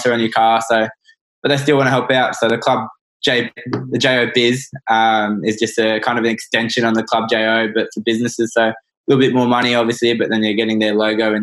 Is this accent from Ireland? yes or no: no; Australia; as Australian kids